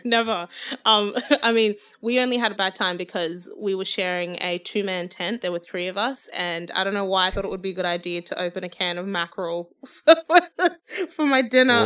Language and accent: English; Zimbabwe; moved away; I can be proud of being from Zimbabwe. I wanna sing in my native language